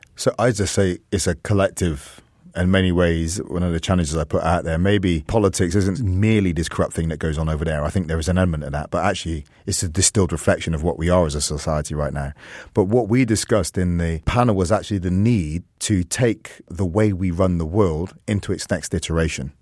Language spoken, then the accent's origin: English; England, United Kingdom; I'm full English, I'm full Jamaican, I'm full Welsh, and I want to be fullness in my Irishness